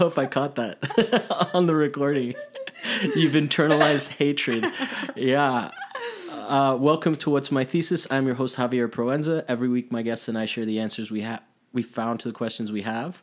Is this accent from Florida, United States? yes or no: yes; Miami, Florida, United States; moved away; I moved out of Miami